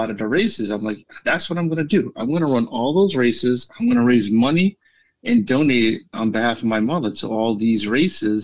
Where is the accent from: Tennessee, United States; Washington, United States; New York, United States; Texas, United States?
New York, United States; New York City; New York City is my favorite race. It's my hometown race